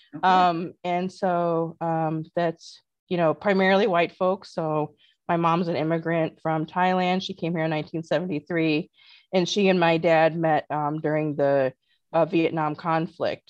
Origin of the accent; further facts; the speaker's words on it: North Liberty, Indiana, United States; Well, I grew up in a town named North Liberty, Indiana, southwest of uh, South Bend, Indiana.